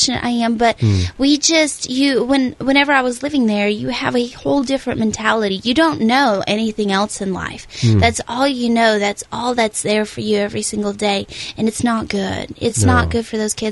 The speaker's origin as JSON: {"language": "English", "country": "Russia", "tie": "born or raised there", "moved": "yes", "said": "I was born in Russia, and when I was 7 or 8 years old, I ended up in an orphanage"}